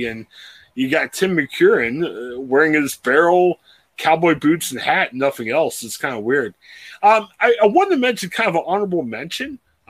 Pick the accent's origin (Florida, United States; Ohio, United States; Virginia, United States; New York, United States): Ohio, United States; …, …. We're Pittsburgh Steelers fans with Ohio ties. We're all here from Ohio.